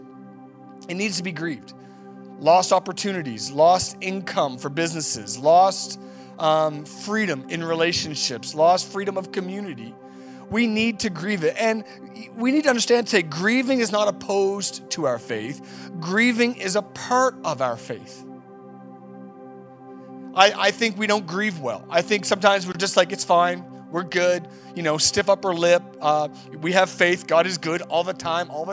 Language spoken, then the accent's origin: English; Canada; We're just out and about doing our thing as Canadians, and we don't show too much emotion.